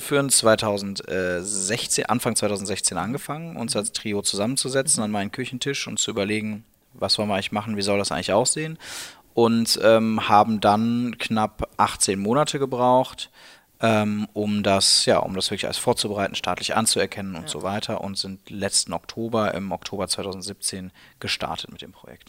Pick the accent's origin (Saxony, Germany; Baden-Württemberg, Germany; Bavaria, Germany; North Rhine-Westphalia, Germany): North Rhine-Westphalia, Germany; Cologne; moved away as an adult; now in Berlin, Germany; ich bin eben Kölner